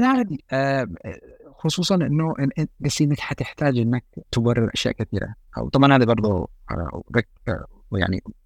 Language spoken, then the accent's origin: Arabic; Yemen; احنا كيمنيين